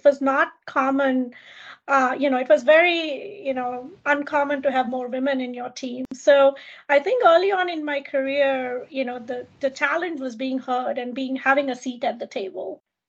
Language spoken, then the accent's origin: English; Kenya; born there; So I was born in Kenya. I grew up in, you know, in 26 countries.